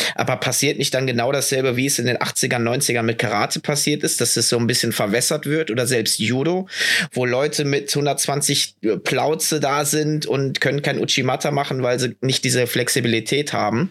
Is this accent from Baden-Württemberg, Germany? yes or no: no; Düsseldorf, North Rhine-Westphalia, Germany; Düsseldorf, wo ich herkomme